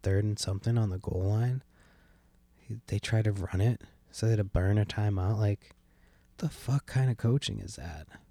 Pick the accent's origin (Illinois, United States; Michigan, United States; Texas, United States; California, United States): California, United States; San Francisco; now in Washington State, United States; I was born in San Francisco